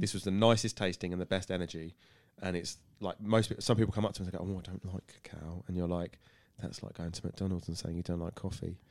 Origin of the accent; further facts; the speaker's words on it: Burgess Hill, South East England, United Kingdom; moved away as an adult; now in Tunbridge Wells, United Kingdom; I'm born and bred in Burgessel